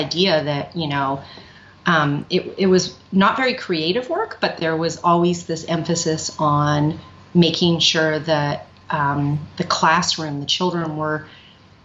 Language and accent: English; Vancouver, British Columbia, Canada; also born or lived in New York; now in Brooklyn, United States; I'm originally from Vancouver, Canada, but I've been living in New York since 1991